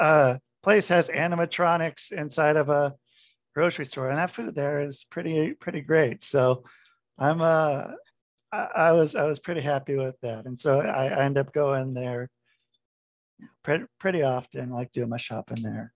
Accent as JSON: {"language": "English", "town": "New Fairfield", "region": "Connecticut", "country": "United States", "tie": "born or raised there", "also_born_or_lived": "Oregon", "moved": "yes", "said": "I grew up in New Fairfield"}